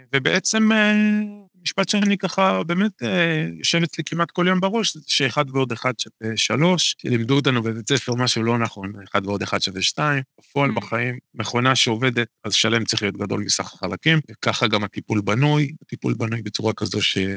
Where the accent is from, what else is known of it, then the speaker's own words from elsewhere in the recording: Kiryat Bialik, Haifa District, Israel; now in Kiryat Tiv'on, Israel; גדלתי לא רחוק מפה, גדלתי בקריות בקריית ביאליק